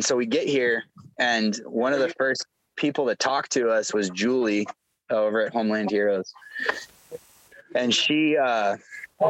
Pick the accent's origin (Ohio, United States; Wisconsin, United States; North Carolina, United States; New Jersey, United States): Wisconsin, United States; Milwaukee; moved away as an adult; also born or lived in Okinawa / Idaho; now in New Hampshire, United States; I grew up in, Milwaukee, Wisconsin